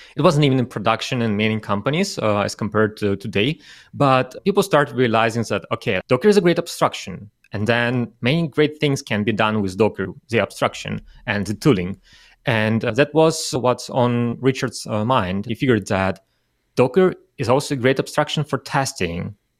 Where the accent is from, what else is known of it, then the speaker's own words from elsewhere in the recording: Russia; moved away; originally I'm from Russia